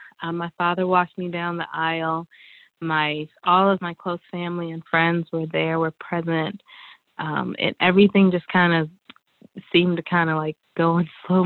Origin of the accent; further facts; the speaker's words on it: Atlanta, Georgia, United States; moved away as an adult; now in North Carolina, United States; I was raised in Atlanta, Georgia